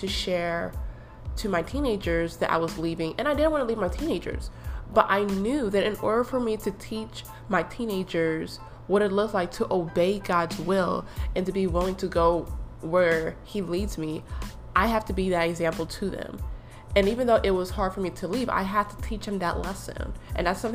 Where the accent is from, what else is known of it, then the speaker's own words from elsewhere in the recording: East Coast, United States; moved away as an adult; also born or lived in Michigan; now in Minnesota, United States; I'm from the East Coast and my family's in the East Coast